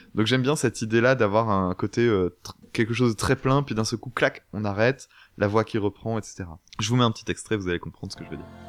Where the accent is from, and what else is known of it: France